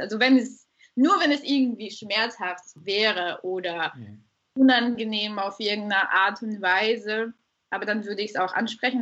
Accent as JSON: {"language": "German", "country": "Bulgaria", "also_born_or_lived": "Ruhr area, Germany", "moved": "yes", "lives_now": "Germany", "said": "Ich komme, wie gesagt, ursprünglich aus Bulgarien, äh, lebe aber jetzt seit wirklich Ewigkeiten äh, in Deutschland, hauptsächlich im Pott"}